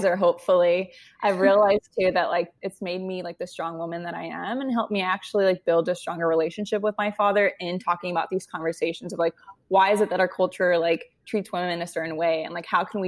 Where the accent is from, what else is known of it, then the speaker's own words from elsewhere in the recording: Westminster, California, United States; moved away as an adult; also born or lived in New York; I grew up in Orange County, California. I grew up in like Westminster, Huntington Beach area